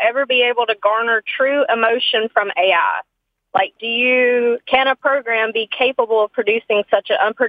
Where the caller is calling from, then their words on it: Winston, North Carolina, United States; Hi, I'm calling from Winston, North Carolina.